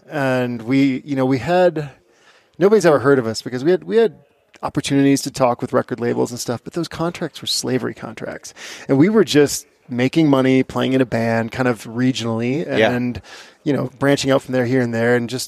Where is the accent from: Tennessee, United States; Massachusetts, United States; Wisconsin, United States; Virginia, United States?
Wisconsin, United States; Barron; But my story, I grew up in Northwest Wisconsin in a town called Barron